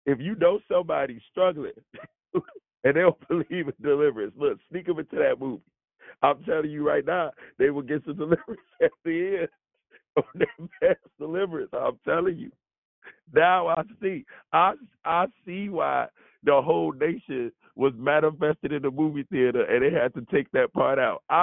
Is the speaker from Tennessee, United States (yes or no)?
no; Chicago, Illinois, United States; I'm from Chicago